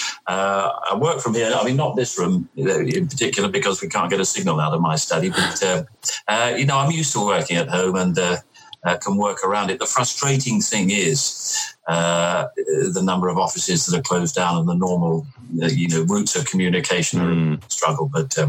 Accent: London, United Kingdom; And no, I grew up in southeast London, right. Around Charlton and Blackheath

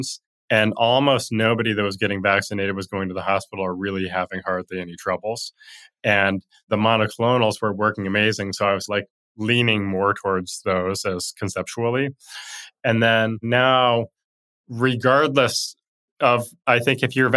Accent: Montana, United States; where I grew up in Montana

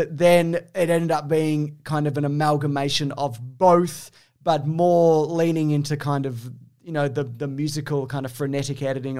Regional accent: Australia

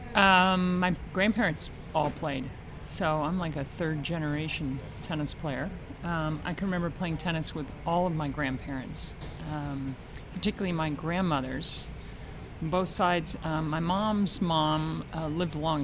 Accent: Baltimore, Maryland, United States; growing up in Baltimore

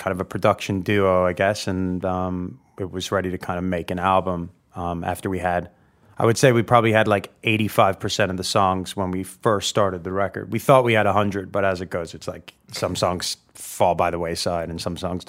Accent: New York, United States; moved away as an adult; also born or lived in Los Angeles; originally from New York, singer-songwriter

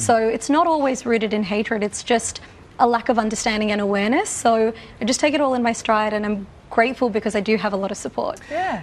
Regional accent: Australia; born and raised in Australia

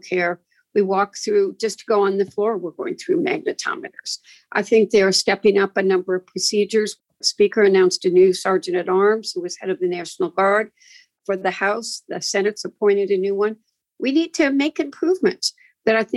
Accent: Michigan, United States; I'm a woman from Michigan

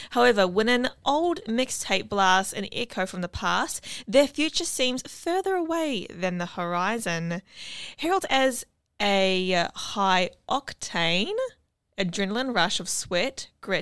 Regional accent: New Zealand; now in Brisbane, Australia; I'm from New Zealand

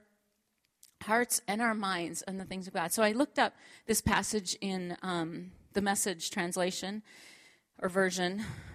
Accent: Minnesota, United States; moved away as an adult; also born or lived in Oklahoma; I was born and raised in Minnesota

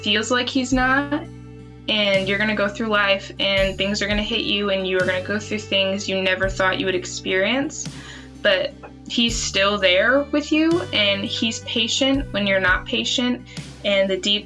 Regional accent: West Michigan, United States; I am from West Michigan

